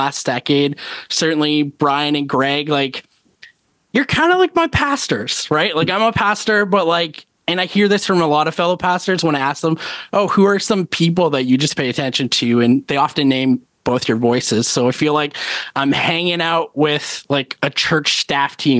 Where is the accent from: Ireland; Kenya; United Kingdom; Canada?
Canada; I represent the only Canadian voice